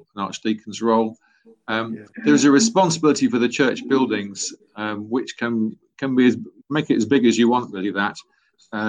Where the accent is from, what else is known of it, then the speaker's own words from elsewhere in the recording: Loughborough, East Midlands, United Kingdom; also born or lived in Nottingham; So I was born in the East Midlands in Nottingham, grew up in a nearby town, Loughborough.